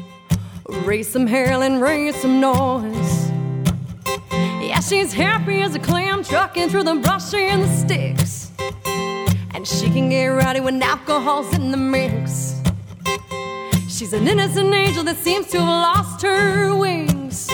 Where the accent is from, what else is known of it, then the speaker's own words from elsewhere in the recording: Lakeville, Massachusetts, United States; moved away as an adult; now in Nashville, United States; I am originally from Lakeville, Massachusetts, home of Ocean Spray Cranberry Juice